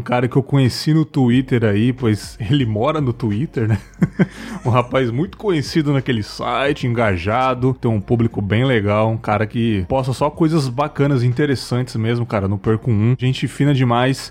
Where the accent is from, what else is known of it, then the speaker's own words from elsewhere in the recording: São Paulo, Brazil; moved away as an adult; also born or lived in Vila Silvia, São Paulo; now in Espírito Santo, Brazil; eu não moro em São Paulo atualmente, eu moro no Espírito Santo, mas eu sou paulistano também, né? Eu cresci ali Legal. em São Miguel Paulista